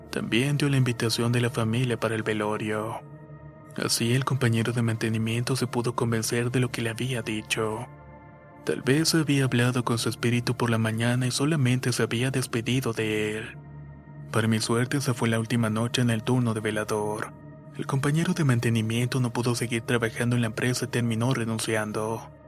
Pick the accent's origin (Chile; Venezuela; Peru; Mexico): Chile; soy chileno y soy super hincha del Colo Colo.